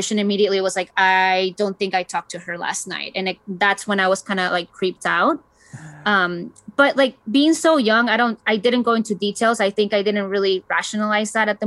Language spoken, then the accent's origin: English; Chile; moved away; I was born and raised in Chile